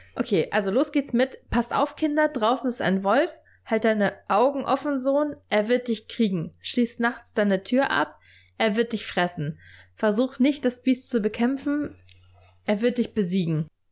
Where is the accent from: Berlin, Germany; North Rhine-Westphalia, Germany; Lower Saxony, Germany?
Lower Saxony, Germany; Stade; bei uns in Stade